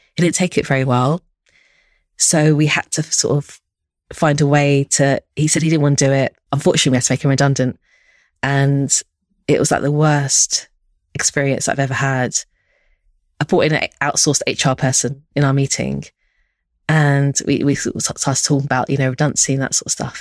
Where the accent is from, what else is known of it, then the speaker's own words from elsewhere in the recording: London, United Kingdom; also born or lived in Stockholm, Sweden; I grew up in Northwest London and Harrow